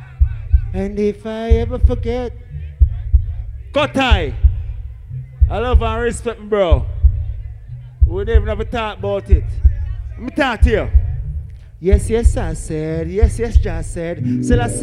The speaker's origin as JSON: {"language": "English", "country": "Jamaica", "said": "we are Jamaicans"}